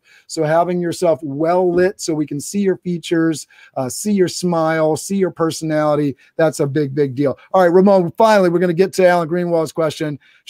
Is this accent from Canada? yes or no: yes; Canada; Sorry, I'm Canadian.